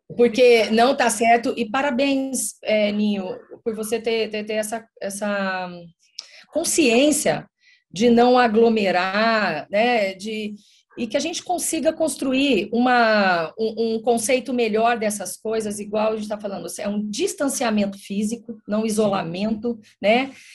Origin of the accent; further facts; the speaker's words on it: Mato Grosso do Sul, Brazil; eu sou aqui do Mato Grosso do Sul, eu faço divisa com, com vocês